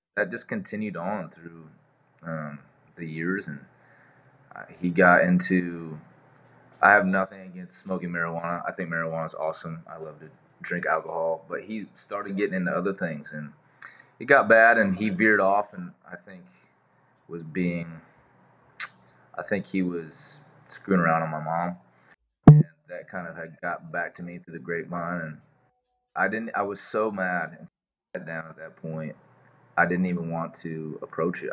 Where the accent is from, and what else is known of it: Cedar Falls, Iowa, United States; born or raised there; moved away